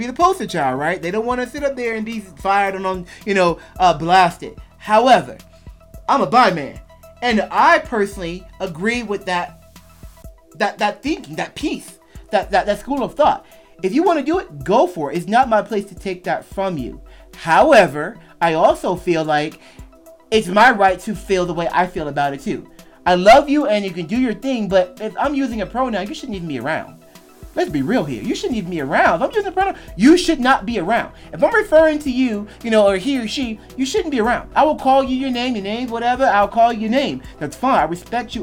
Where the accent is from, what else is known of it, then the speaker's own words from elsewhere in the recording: United States; I'm an American bi guy.